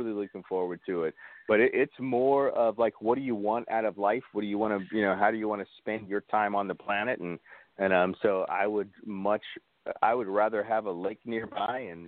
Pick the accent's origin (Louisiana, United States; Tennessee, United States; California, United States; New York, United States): Louisiana, United States; New Orleans; moved away; I was born in New Orleans